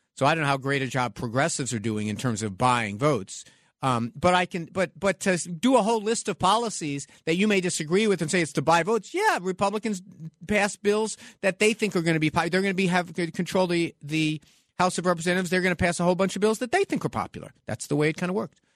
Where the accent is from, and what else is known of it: New York City, New York, United States; born or raised there